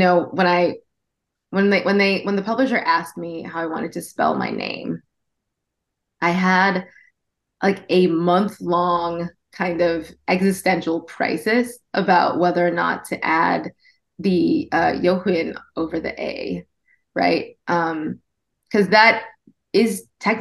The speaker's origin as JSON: {"language": "English", "area": "Orange County", "region": "California", "country": "United States", "tie": "born or raised there", "said": "I grew up in Orange County"}